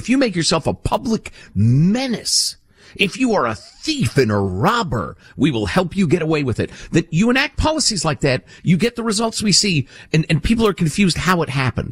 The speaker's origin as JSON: {"language": "English", "town": "Chicago", "region": "Illinois", "country": "United States", "tie": "born or raised there", "said": "When I was a little kid growing up in Chicagoland"}